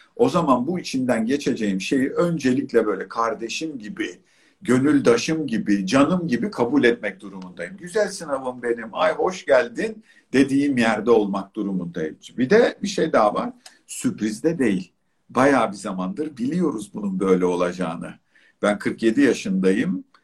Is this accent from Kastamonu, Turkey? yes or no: no; Çeşme, İzmir, Turkey; moved away; ben Çeşme'de büyüdüm. Hayatımın bir kısmı orada geçti